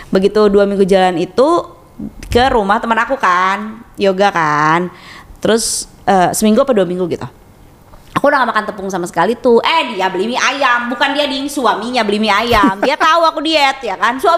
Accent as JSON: {"language": "Indonesian", "region": "West Java", "country": "Indonesia", "said": "kita tuh mikirnya kayak sebagai orang Sunda ya kan"}